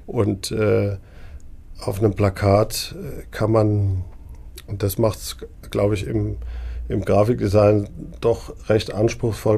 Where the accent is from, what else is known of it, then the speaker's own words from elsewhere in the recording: Neckargemünd, Baden-Württemberg, Germany; Ich komme äh, aus der Gegend, ich bin in Neckargemünd aufgewachsen